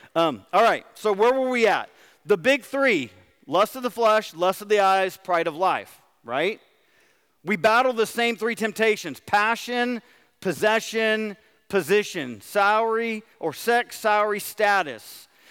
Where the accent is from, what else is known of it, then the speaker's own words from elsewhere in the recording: United States; as American Christians